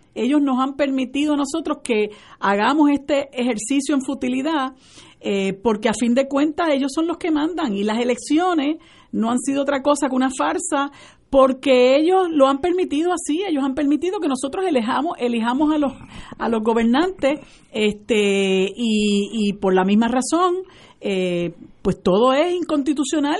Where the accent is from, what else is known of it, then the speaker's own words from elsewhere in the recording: Puerto Rico; nosotros los puertorriqueños